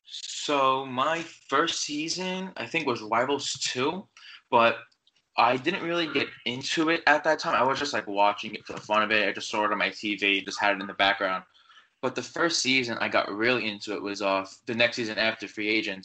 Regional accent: New York, United States; I'm from New York

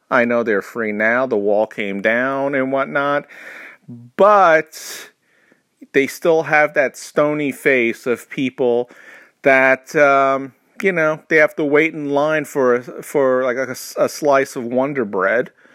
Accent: New York, United States; I grew up in New York, which has a horrible, horrible accent for every particular area

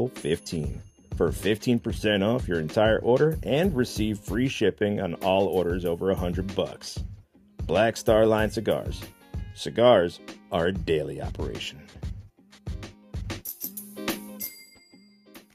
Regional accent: Batavia, Illinois, United States; it's going to be my hometown whiskey

